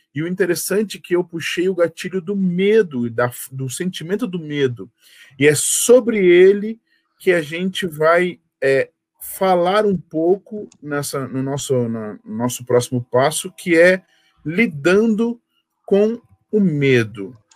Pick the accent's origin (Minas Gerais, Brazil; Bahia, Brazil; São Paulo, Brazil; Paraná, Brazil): Paraná, Brazil; Curitiba; Eu sou curitibano nascido e criado